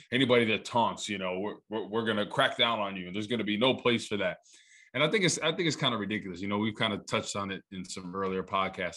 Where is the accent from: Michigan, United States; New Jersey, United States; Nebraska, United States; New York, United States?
New Jersey, United States; I'm from New Jersey